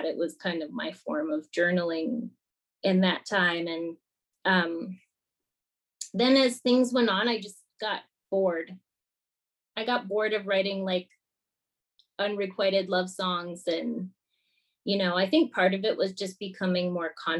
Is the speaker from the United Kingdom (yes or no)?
no; Minnesota, United States; moved away as an adult; I grew up in Minnesota